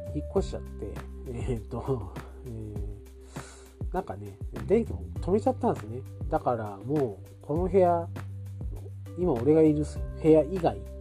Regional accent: Oita area, Japan; うちの田舎今地元も近いですけど地元もね、えー、共同アンテナっていうあの文化があって

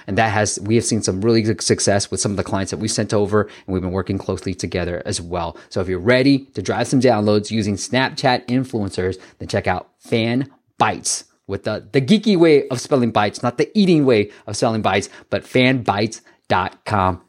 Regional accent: Bay Area, California, United States; I grew up in the Bay Area

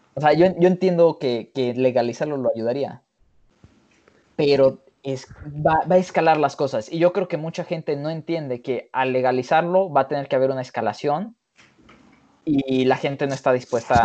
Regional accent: Mexico; yo soy mexicano hecho y hecho en México

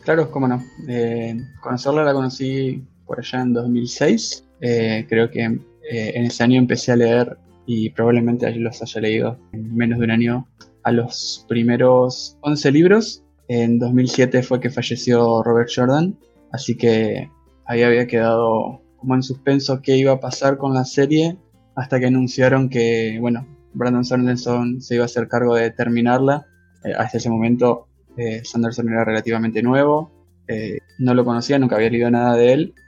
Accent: Argentina; soy de Argentina

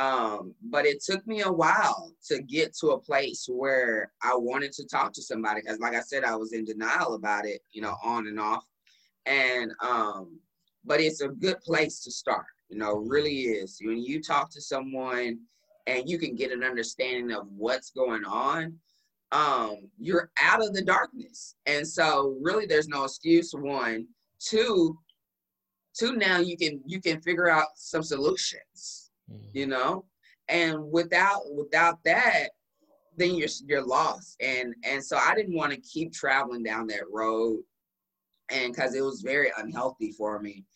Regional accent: Dallas, Texas, United States; moved away as an adult; also born or lived in St. Louis; I moved here back to Dallas. This is my hometown

